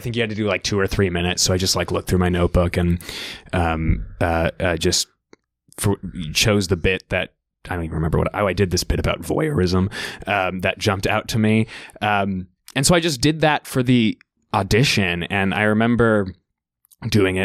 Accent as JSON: {"language": "English", "town": "Winnetka", "region": "Illinois", "country": "United States", "also_born_or_lived": "Gambier, Ohio", "moved": "as an adult", "lives_now": "New York, United States", "said": "I'm from Winnetka, Illinois"}